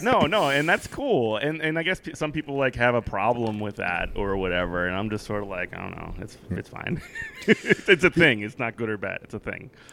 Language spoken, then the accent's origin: English; Virginia, United States